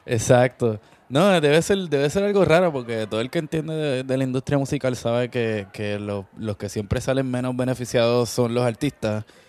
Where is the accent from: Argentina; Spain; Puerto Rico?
Puerto Rico; creciendo en Puerto Rico